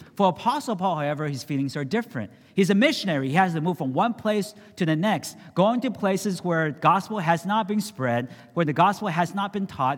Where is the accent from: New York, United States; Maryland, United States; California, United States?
California, United States; San Francisco; I grew up in San Francisco